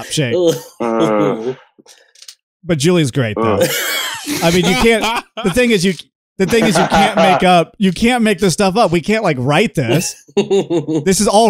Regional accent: the South, United States; We're from the South

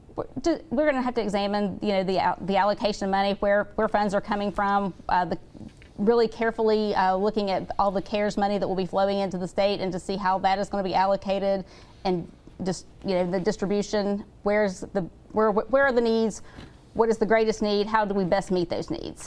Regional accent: St. Albans, West Virginia, United States; I grew up in St. Albans, West Virginia.

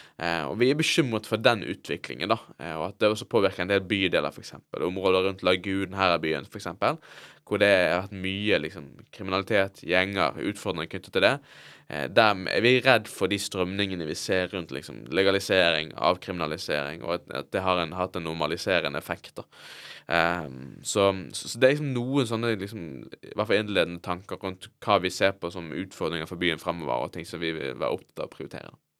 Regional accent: Bergen, Vestland, Norway; jeg vokste opp, da, i, i Fyllingsdalen

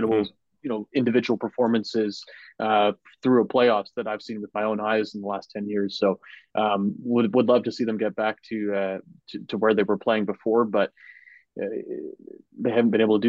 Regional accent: Canada; as a Canadian

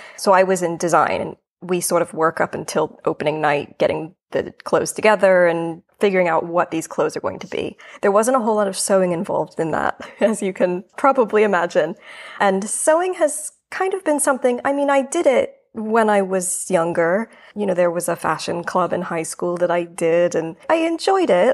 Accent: New York, United States; moved away as an adult; now in London, United Kingdom; I'm originally from New York. New York is my home, but I am in London currently

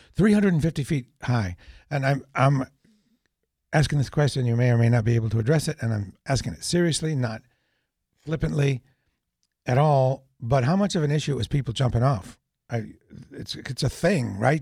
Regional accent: New Hampshire, United States; moved away; I'm from New Hampshire

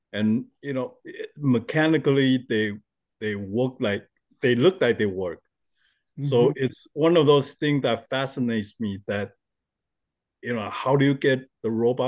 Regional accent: Taiwan; I was born in Taiwan, and since we're very close to Japan

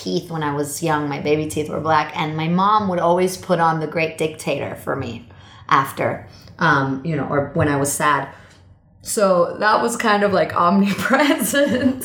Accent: Hamburg, Germany; moved away; I was born in Hamburg, Germany, and my mom's Jewish, my dad's German

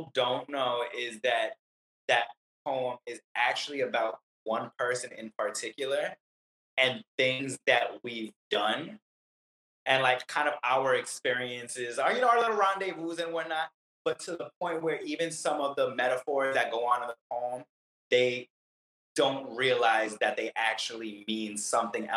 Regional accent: New York City, New York, United States; now in Florida, United States; Brooklyn's my home

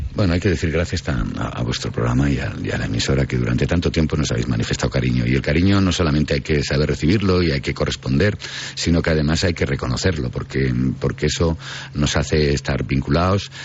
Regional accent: Riaño, Castile and León, Spain; Yo que nací en Riaño

